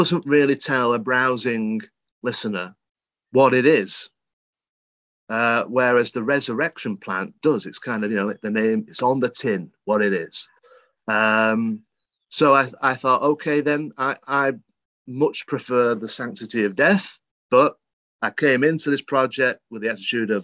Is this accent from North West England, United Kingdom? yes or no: yes; Worsley, North West England, United Kingdom; I'm not from Birmingham, but I'm from the Northwest. So I'm from Manchester, Worsley, the seat of the Industrial Revolution